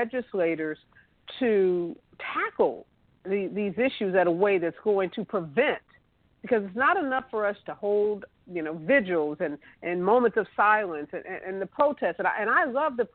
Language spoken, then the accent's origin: English; St. Louis, Missouri, United States; now in Los Angeles, United States; I'm originally from the St. Louis area, although I live in Los Angeles